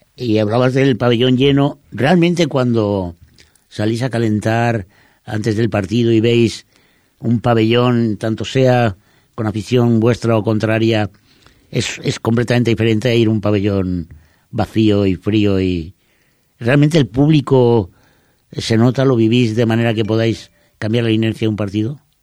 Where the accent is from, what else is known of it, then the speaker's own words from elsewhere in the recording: Spain; los eh, españoles